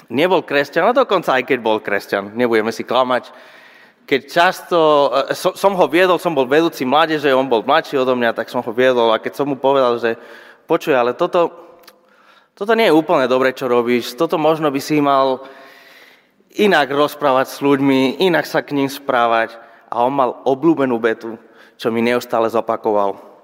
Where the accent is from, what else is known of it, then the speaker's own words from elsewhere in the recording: Spain; Slovak is a second language; moved away as an adult; now in Žilina, Slovakia; pochádzam zo Španielska